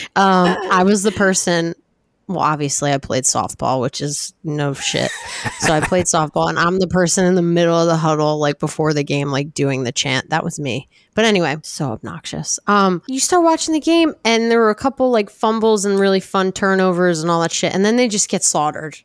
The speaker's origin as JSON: {"language": "English", "region": "New Jersey", "country": "United States", "tie": "born or raised there", "said": "I was born and raised in South Jersey"}